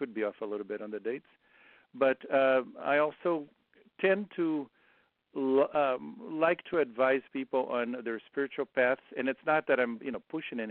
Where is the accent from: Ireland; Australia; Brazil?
Brazil; moved away; I grew up in Brazil